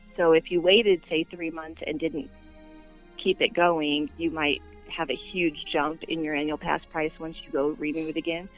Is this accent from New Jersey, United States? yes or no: no; Inland Empire, Southern California, United States; moved away as an adult; now in Arizona, United States; I grew up in Southern California, but I didn't grow up anywhere awesome. I grew up in the Inland Empire